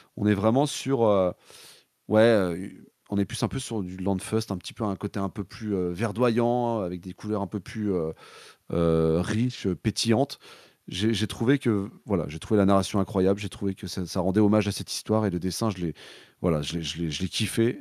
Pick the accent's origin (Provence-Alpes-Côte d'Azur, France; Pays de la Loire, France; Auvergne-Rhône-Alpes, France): Pays de la Loire, France; Nantes; je suis de Nantes.